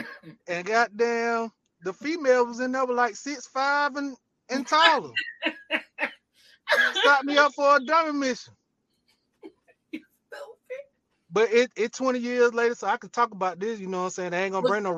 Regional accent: Auburn, Georgia, United States; I come from Auburn, Georgia. Yeah. Hey, the baby, I'm an unk. You know what I'm saying? I ain't going to tell my age, but I'm an unk.

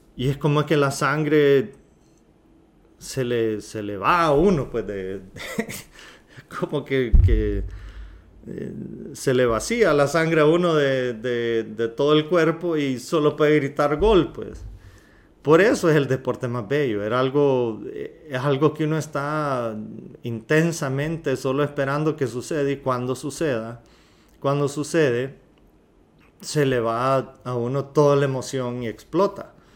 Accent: Honduras; los que somos hondureños

